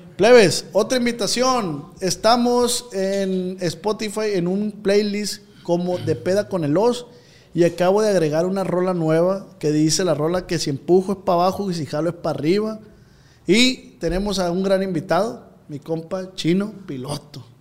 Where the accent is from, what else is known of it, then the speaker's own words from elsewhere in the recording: Culiacán, Sinaloa, Mexico; yo soy de Tierra Blanca